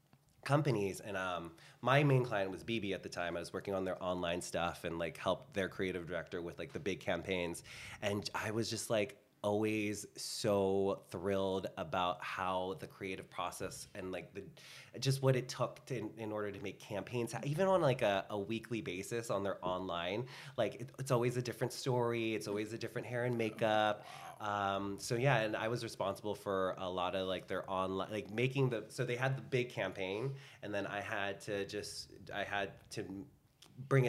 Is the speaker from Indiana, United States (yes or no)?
no; Bay Area, California, United States; now in Los Angeles, United States; I'm from the Bay Area